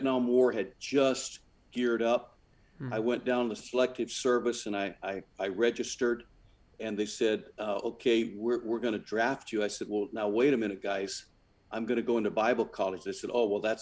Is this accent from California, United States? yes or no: yes; San Jose, California, United States; I was raised in San Jose, California